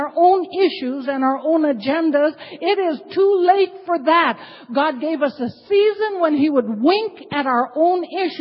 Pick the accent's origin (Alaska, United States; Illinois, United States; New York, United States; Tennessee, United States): Alaska, United States; Ketchikan; also born or lived in Masset, British Columbia, Canada; now in Anchorage, United States; I'm Haida from Ketchikan, Alaska, originally from Masset, British Columbia.